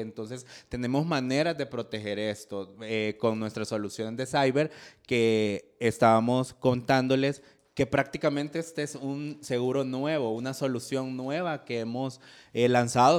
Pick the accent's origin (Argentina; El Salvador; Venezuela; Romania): El Salvador; nuestro país